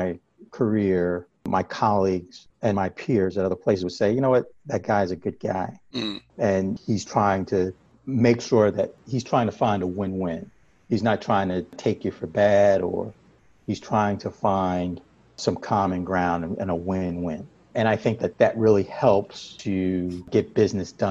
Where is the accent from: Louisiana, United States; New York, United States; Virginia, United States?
New York, United States; I grew up in New York